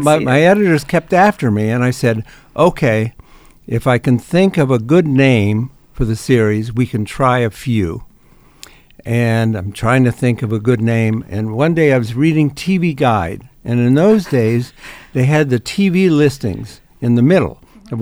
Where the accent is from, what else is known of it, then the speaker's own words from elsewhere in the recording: Ohio, United States; moved away; I grew up in Ohio